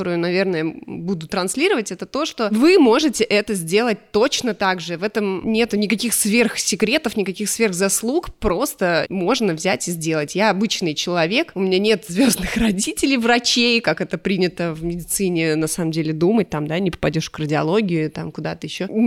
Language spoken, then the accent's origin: Russian; Canada; also born or lived in Spain; мое детство прошло в Канаде и в Испании. Мои родители физики, и они получили грант, и в 91 году, как только стало возможным уехать, э, они уехали.